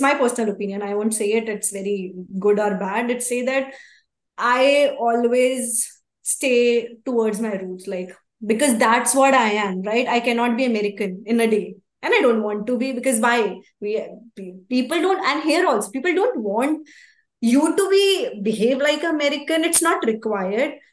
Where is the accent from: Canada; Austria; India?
India; Haryana; moved away; also born or lived in United States; I'm from Haryana. Yes, I'm Indian. Even if I'm in US, I said that my nationality is Indian